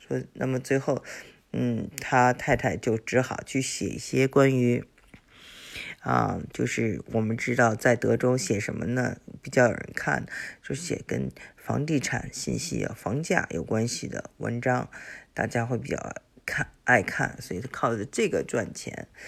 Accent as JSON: {"language": "Chinese", "country": "China", "also_born_or_lived": "Houston, United States", "moved": "yes", "lives_now": "United States", "said": "我们中国人"}